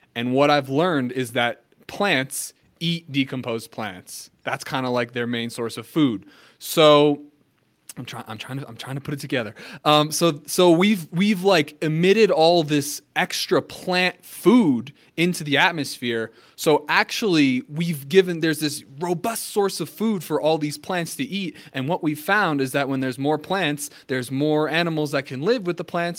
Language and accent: English; New Jersey, United States; I'm from New Jersey. So I mean, I, I, lived I lived through I mean, I lived through Sandy